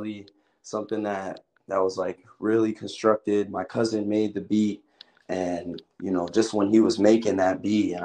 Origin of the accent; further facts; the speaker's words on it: Buffalo, New York, United States; moved away as an adult; now in Florida, United States; I'm from Buffalo, New York